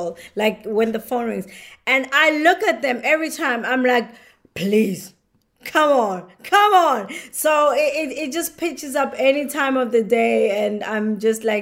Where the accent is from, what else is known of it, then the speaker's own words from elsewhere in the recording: South Africa; moved away; When we grew up in South Africa